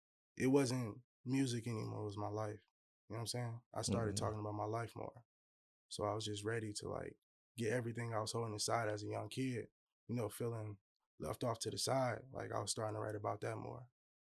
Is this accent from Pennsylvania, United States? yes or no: no; Hammond, Indiana, United States; I'm originally from Indiana, Hammond, Indiana. I was born out there. That's where most of my family's from.